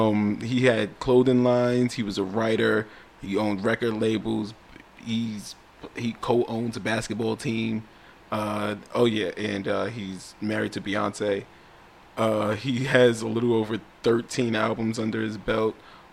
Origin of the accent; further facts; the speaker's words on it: New York City, New York, United States; I grew up in Brooklyn. That's where I started. I started in Brooklyn, green between Marcy and Nostrand.